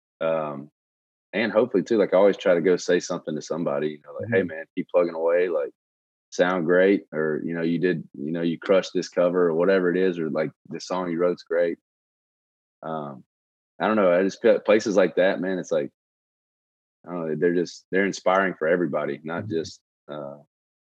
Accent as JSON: {"language": "English", "town": "Shreveport", "region": "Louisiana", "country": "United States", "tie": "born or raised there", "also_born_or_lived": "Baton Rouge", "moved": "as an adult", "said": "that was like the musical history of Shreveport. My hometown is"}